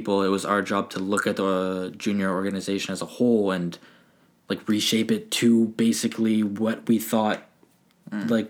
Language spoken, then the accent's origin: English; Ontario, Canada; now in Nova Scotia, Canada; as someone growing up in Ontario